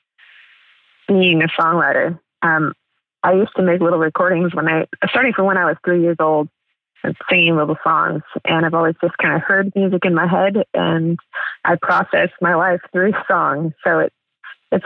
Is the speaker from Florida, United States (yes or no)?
no; San Diego, California, United States; moved away as an adult; also born or lived in Amsterdam area, Netherlands; now in Amsterdam, Netherlands; I'm from San Diego